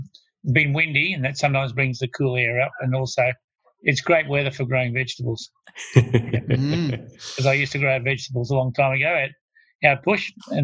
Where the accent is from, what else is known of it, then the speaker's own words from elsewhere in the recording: Melbourne, Victoria, Australia; I was born in Camberwell, so a beautiful part of Melbourne. But we lived in one of those, even though people think of Camberwell as rich and beautiful mansions, which it is, we lived in one of those little houses that had a 30-foot frontage and 110 feet.